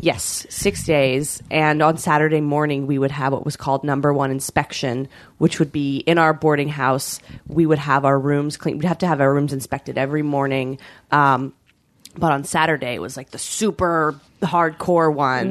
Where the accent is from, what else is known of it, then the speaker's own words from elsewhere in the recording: British Columbia, Canada; I grew up in Canada